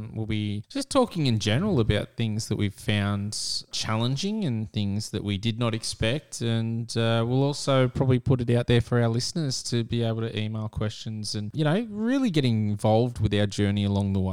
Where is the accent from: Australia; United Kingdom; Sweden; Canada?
Australia; Sydney, New South Wales; We are from Sydney, Australia